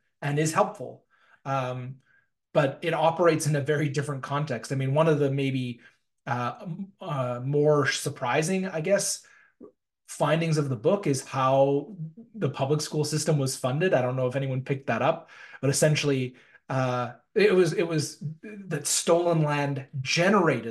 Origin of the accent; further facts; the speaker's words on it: North Vancouver, British Columbia, Canada; moved away as an adult; also born or lived in Ontario / London, United Kingdom / Calgary; now in Winnipeg, Canada; I was born and raised in North Vancouver, in British Columbia